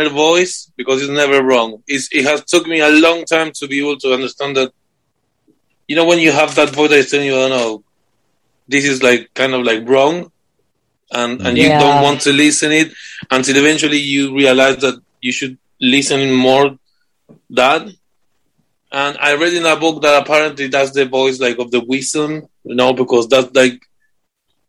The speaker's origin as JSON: {"language": "English", "country": "Argentina", "also_born_or_lived": "United States", "moved": "as an adult", "lives_now": "United Kingdom", "said": "I'm from Argentina"}